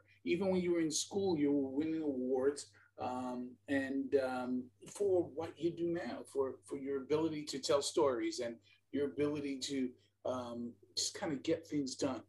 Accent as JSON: {"language": "English", "town": "New York City", "region": "New York", "country": "United States", "tie": "born or raised there", "accent": "New York", "said": "growing up in New York City"}